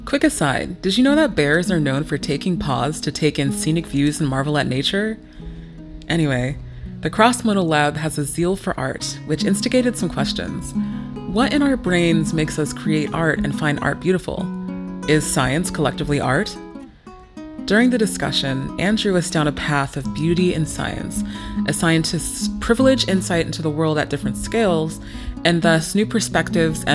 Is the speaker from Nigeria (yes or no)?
yes; Nigeria; I am Nigerian